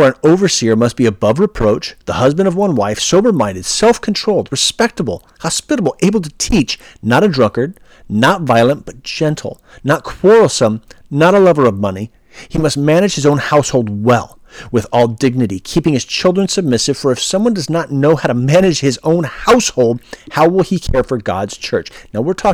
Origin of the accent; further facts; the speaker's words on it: California, United States; I'm from California